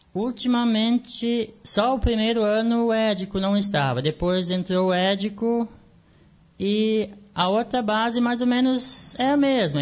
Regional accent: Canguçu, Rio Grande do Sul, Brazil; nascido e criado no Canguçu

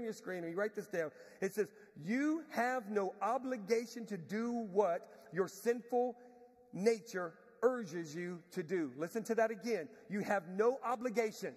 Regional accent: Galveston, Texas, United States; I'm from Galveston, Texas. Grew up in Galveston.

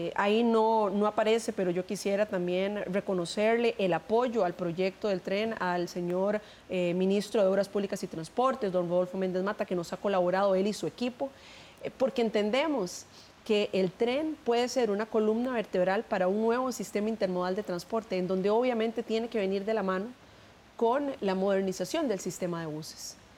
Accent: Costa Rica; nosotros como equipo, como costarricenses

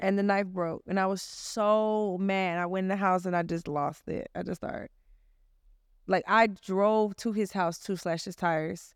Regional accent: Atlanta, Georgia, United States; I'm from Atlanta

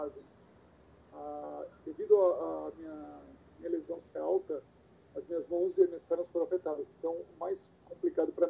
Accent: Santos, São Paulo, Brazil; also born or lived in Rio de Janeiro / Bahia; Eu nasci em Santos, é, meu pai era, era técnico de instrumentação e ele para onde ele viajava, a gente viajava. Então morei pouquinho tempo no Rio, morei um tempo no interior de São Paulo, morei um bom tempo na Bahia, voltei para Santos

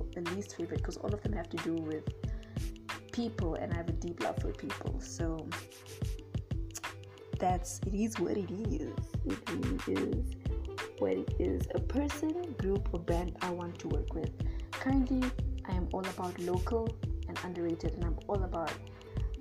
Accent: Namibia; moved away as an adult; also born or lived in Zimbabwe; now in South Africa; I was born in Zimbabwe, but I grew up in Namibia. And I've lived here for 17 years

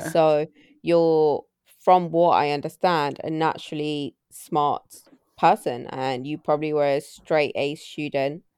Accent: Manchester, North West England, United Kingdom; also born or lived in Patna, Bihar, India; I'm a northerner, so I do know the north

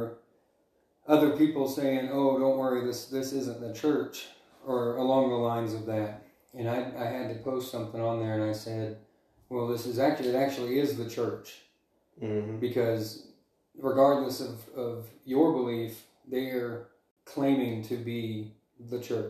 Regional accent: Alabama, United States; moved away as an adult; also born or lived in Montana; now in Dillon, United States; I'm originally from Alabama, and I moved to Montana in 2018.

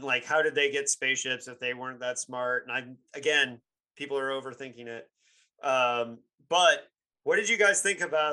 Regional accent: Bloomington, Indiana, United States; Bloomington, Indiana, which is my hometown

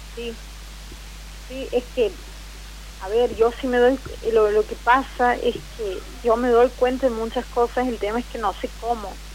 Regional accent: Santiago del Estero, Argentina; now in Villa Carlos Paz, Argentina; Soy de Santiago del Estero, pero en estos momentos estoy viviendo en, Córdoba, Carlos Paz.

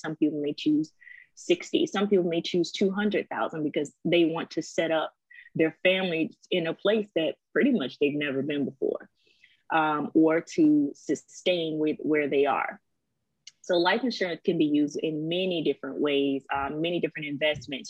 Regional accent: Savannah, Georgia, United States; also born or lived in Misawa, Japan; now in Virginia Beach, United States; I am originally from Savannah, Georgia. Right now, we live in Virginia Beach, Virginia

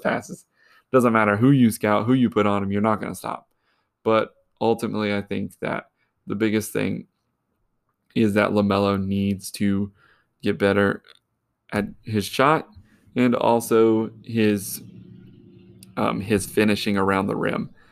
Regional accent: Charlotte, North Carolina, United States; I'm from Charlotte

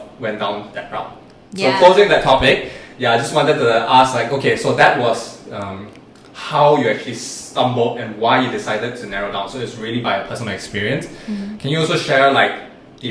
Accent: Malaysia; also born or lived in Singapore; it's so proud being Malaysian in Singapore

